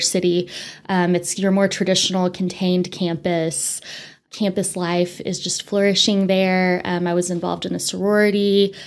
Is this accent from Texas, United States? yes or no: yes; Amarillo, Texas, United States; also born or lived in Winston-Salem, North Carolina; I actually was born and raised in Amarillo